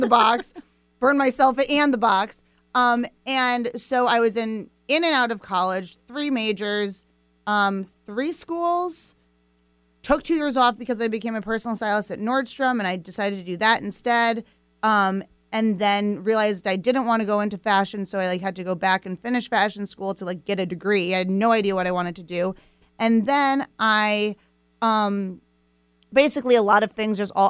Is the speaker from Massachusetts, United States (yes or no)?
no; Fairfield, Iowa, United States; I was born in Fairfield, Iowa, um, which is this small town in southeast Iowa